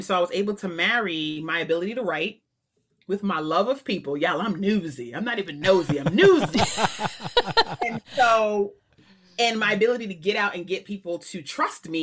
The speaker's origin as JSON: {"language": "English", "town": "New York City", "region": "New York", "country": "United States", "tie": "born or raised there", "also_born_or_lived": "Waltham, Massachusetts", "moved": "as an adult", "said": "I was born in Queens"}